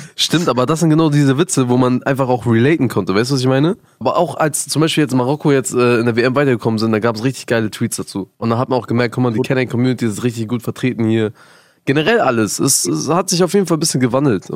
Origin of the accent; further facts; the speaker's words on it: Germany; ich bin in Deutschland groß geworden